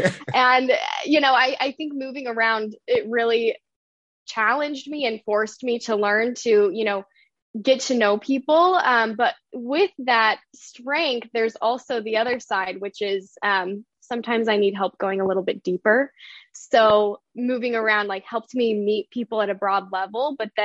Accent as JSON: {"language": "English", "town": "Denver", "region": "Colorado", "country": "United States", "tie": "born or raised there", "said": "So I grew up moving around the Rocky Mountain area, mainly around Denver, Colorado. So I claim that as home. I've been in some other places, but it was really formative for me, you know, moving around every few years, going to different schools."}